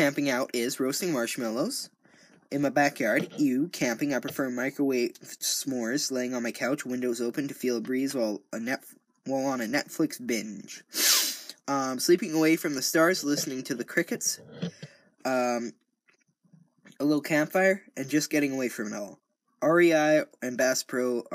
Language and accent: English; Canada; I'm Canadian